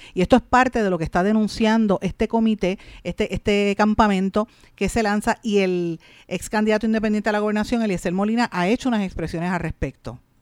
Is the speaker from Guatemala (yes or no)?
no; Puerto Rico; nosotros tenemos que entender como puertorriqueños